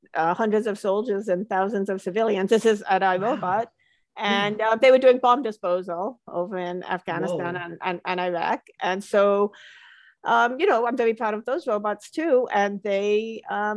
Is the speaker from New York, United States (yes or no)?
yes; Long Island, New York, United States; moved away as an adult; also born or lived in London / Boston; I was born in London. I grew up on Long Island, and I moved to Boston to go to university.